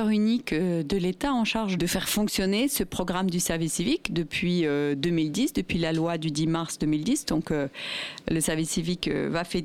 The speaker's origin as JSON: {"language": "French", "country": "Italy", "said": "Alors moi je suis italienne, du coup je connais le service civique italien."}